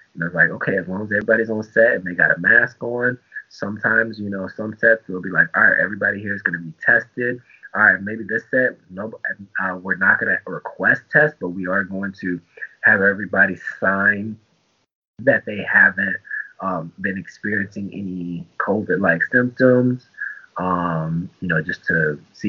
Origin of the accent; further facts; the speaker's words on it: Tampa, Florida, United States; also born or lived in Germany; I'm a military brat, so I'm from Germany and Tampa, Florida. Traveled every 3 years, always the new kid.